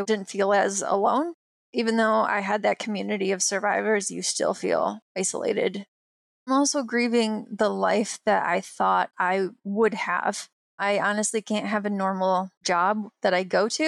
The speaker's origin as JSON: {"language": "English", "region": "Michigan", "country": "United States", "moved": "yes", "said": "I'm from Michigan, I was a gymnast"}